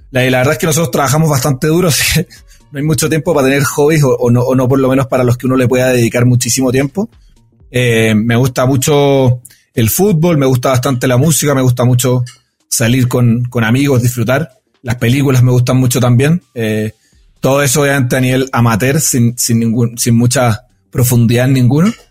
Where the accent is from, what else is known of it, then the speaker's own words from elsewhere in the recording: Chile; moved away as an adult; now in Bogotá, Colombia; yo soy chileno, tengo 33 años, eh, vivo acá en la hermosa ciudad de Bogotá hace ya dos años